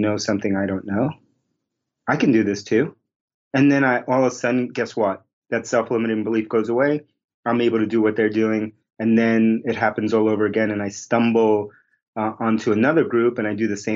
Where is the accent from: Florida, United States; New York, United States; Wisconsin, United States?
New York, United States; New York City; moved away as an adult; also born or lived in Bronx / Queens; now in Boston, United States; I grew up in New York City.